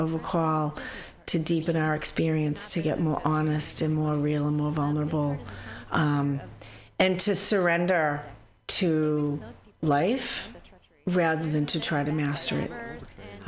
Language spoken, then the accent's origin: English; Boston, Massachusetts, United States; also born or lived in San Francisco Bay Area; now in San Francisco, United States; I'm from Boston